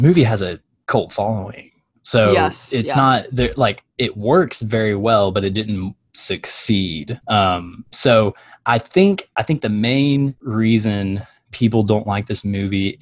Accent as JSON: {"language": "English", "town": "Little Rock", "region": "Arkansas", "country": "United States", "tie": "born or raised there", "said": "my life was so mundane growing up in Little Rock, Arkansas"}